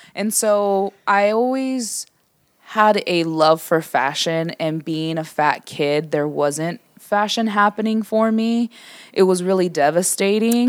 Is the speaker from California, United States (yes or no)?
yes; San Diego, California, United States; born and raised in Southeast San Diego